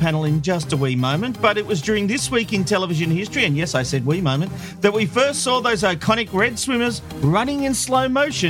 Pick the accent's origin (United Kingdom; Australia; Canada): Australia; as an Aussie